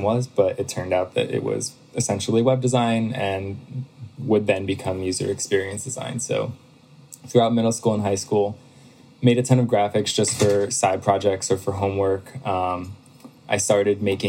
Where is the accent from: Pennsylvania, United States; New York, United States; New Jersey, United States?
Pennsylvania, United States; I moved back home. So I'm from Pennsylvania